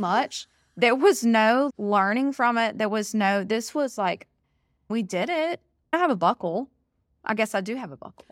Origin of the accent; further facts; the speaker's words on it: Alabama, United States; I'm born and raised in Alabama